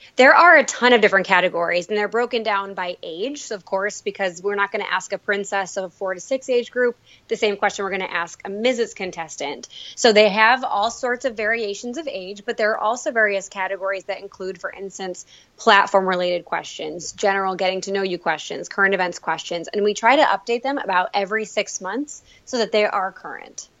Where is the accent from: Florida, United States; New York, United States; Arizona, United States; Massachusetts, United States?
New York, United States; Elmira; moved away as an adult; now in Buffalo, United States; I was born and raised in Elmira, New York, where I went to a small Catholic school